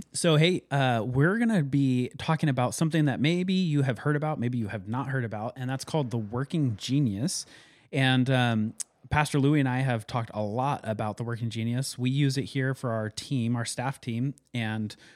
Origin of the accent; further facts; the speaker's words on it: Carson City, Nevada, United States; moved away; when I grew up in Carson City, Nevada